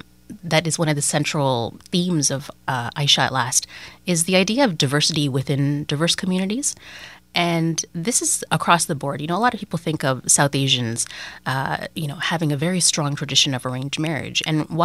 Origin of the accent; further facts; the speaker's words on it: Canada; I'm the child of immigrants from India. I was born in Canada. Most of my friends were born or immigrated very young to Canada. And so our experience is such deeply rooted in a very close-knit Muslim community, but also very Canadian.